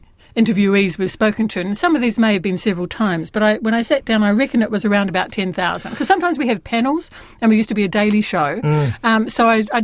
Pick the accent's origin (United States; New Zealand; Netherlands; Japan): New Zealand